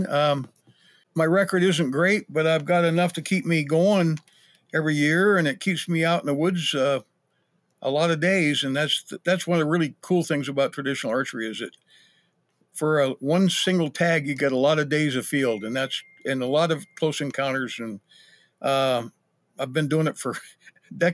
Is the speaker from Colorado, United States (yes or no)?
no; Idaho, United States; also born or lived in Patagonia, Arizona; now in Missoula, United States; I grew up in Idaho